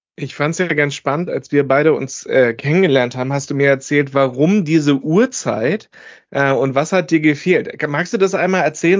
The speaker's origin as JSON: {"language": "German", "area": "the North", "region": "Northern Germany", "country": "Germany", "said": "wir äh, kommen alle aus dem Norden."}